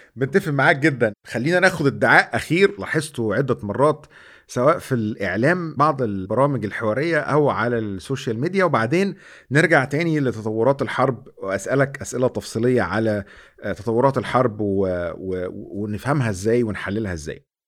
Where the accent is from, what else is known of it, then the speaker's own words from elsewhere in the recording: Egypt; ان انا مصري